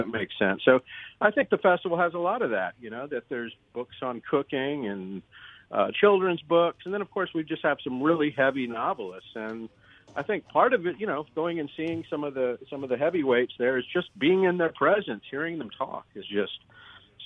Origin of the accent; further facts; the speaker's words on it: Washington, District of Columbia, United States; moved away as an adult; also born or lived in Virginia / Sweden / Mississippi; I'm from the Washington D.C. area